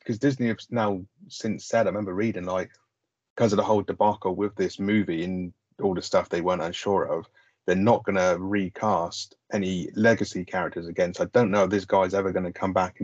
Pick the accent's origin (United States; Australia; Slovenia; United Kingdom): United Kingdom; we're British, we get the lingo and the style a bit more